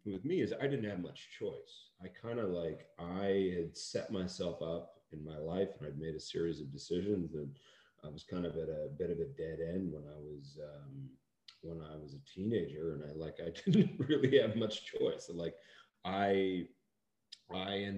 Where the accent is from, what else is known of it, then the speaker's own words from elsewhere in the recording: Seattle, Washington, United States; And where I grew up in Seattle felt like a small town.